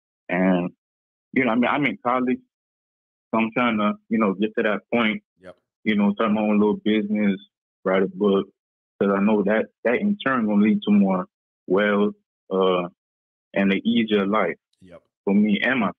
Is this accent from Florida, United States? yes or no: yes; Broward County, Florida, United States; I'm from Broward County.